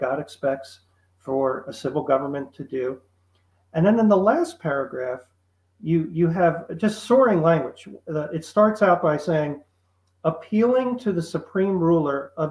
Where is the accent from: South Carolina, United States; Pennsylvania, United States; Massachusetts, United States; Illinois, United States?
Pennsylvania, United States; Philadelphia; I grew up around the Philadelphia area, so it was very patriotic.